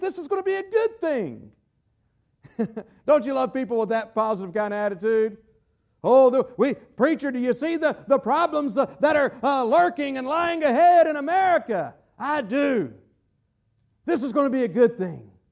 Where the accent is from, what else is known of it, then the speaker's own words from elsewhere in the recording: United States; I'm an American